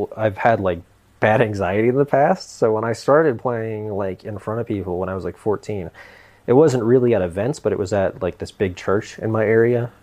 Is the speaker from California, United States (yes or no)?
no; Tampa, Florida, United States; also born or lived in Alaska; I'm from Tampa